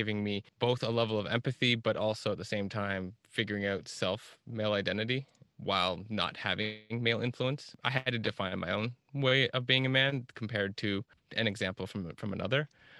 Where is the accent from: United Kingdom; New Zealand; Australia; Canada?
Canada; Kingston, Ontario; now in Toronto, Canada; grown up and lived in a lot of rural and smaller town areas in like southeastern Ontario. Primarily, I grew up a lot around Kingston, but then moved to Toronto a decade ago.